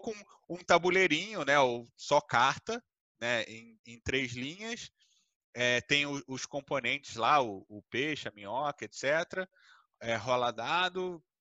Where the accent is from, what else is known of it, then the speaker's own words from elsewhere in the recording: Brazil; a base do brasileiro, né? Tipo, a gente foi criado no Uno